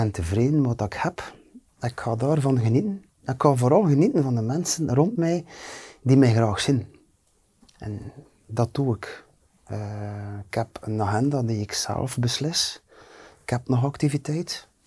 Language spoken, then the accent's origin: Dutch; Flanders, Belgium; ik als Vlaming